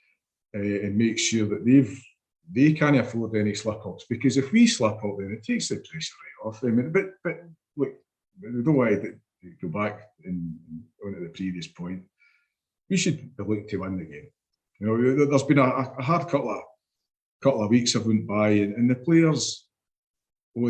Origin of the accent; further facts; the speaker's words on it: Scotland, United Kingdom; being a Scottish football supporter